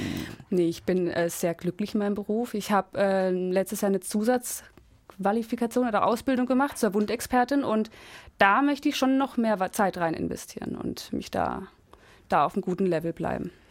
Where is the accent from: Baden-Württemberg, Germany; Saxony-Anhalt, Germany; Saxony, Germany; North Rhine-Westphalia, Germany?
Baden-Württemberg, Germany; Freiburg area; moved away; wo ich herkomme. Freiburger Gegend.